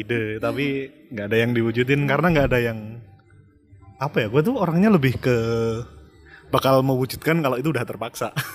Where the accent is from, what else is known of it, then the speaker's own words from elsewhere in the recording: Yogyakarta, Special Region of Yogyakarta, Indonesia; moved away as an adult; also born or lived in Jakarta; gue kan dari lahir terus tumbuh di Jogja